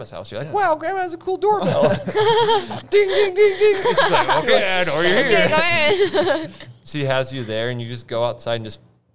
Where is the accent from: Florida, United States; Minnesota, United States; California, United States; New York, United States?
Minnesota, United States; Roseau; I grew up in Roseau